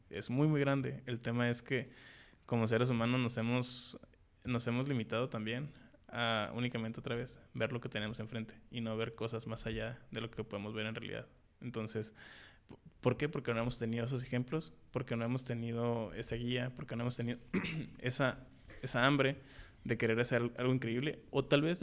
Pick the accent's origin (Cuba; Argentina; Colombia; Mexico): Mexico; El poner alto el nombre de, nosotros como mexicanos y también la bandera, ¿no?